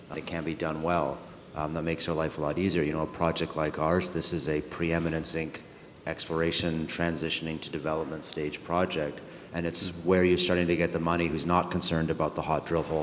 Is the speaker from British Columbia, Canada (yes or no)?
no; Ross River, Yukon, Canada; the community of Ross River, which is the, the home of the uh, Ross River Dena Council First Nation, is actually originally my hometown.